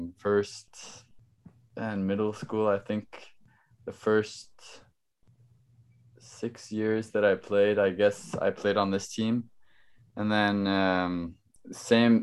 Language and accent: English; Norway; moved away as an adult; now in New York, United States; obviously I'm from Norway.